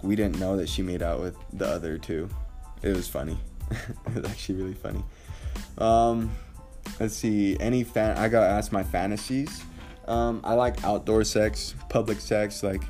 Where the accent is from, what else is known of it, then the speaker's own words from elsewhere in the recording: Mexico; born there; So I was born in Mexico. My mother passed away when I was 3 months old. My dad went to jail. I moved from family members to family members.